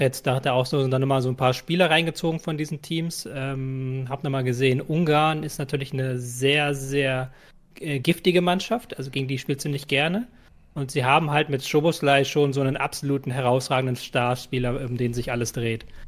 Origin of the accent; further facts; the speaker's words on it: Germany; als Deutscher